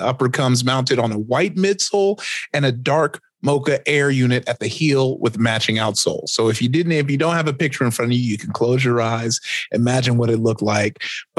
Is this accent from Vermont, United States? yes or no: no; Compton, California, United States; I grew up out in the West Coast in Compton.